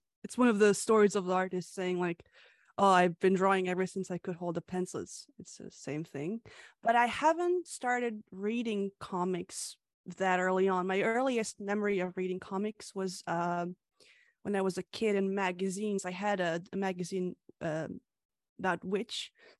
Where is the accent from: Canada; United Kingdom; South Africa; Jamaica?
Canada; also born or lived in Hungary; the author of Lemon Soda and Coffee. I was born in Hungary and I moved to Canada at the age of 9, and I've lived here ever since.